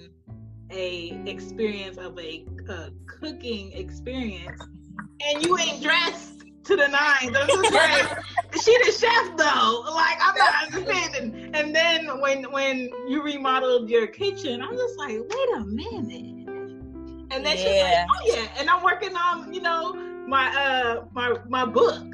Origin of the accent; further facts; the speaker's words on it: Philadelphia, Pennsylvania, United States; I'm from Southwest Philly. Well, my parents are Jamaican